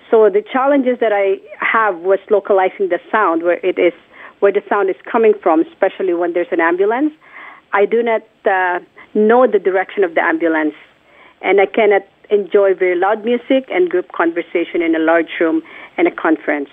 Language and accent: English; Philippines; born or raised there; moved away